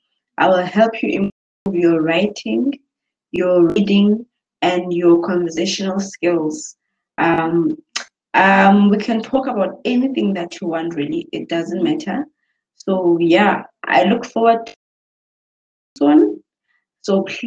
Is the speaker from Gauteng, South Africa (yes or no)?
no; Port Elizabeth, Eastern Cape, South Africa; I'm from Port Elizabeth in South Africa.